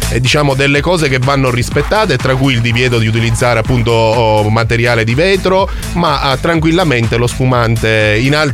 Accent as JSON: {"language": "Italian", "town": "Augusta", "region": "Sicily", "country": "Italy", "tie": "born there", "said": "Adesso eh, sono nato eh, ad Augusta."}